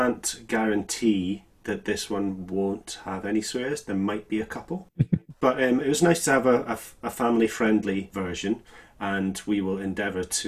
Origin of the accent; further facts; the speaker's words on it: Scotland, United Kingdom; I'm the Scottish one